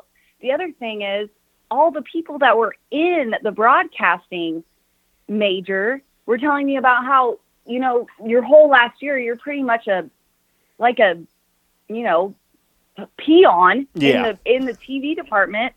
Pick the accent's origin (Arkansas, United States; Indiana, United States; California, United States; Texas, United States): Indiana, United States; Anderson; I grew up in Anderson, Indiana.